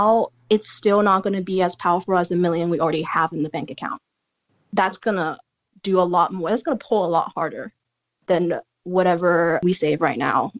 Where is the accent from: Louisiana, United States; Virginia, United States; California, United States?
California, United States; San Francisco; I come from San Francisco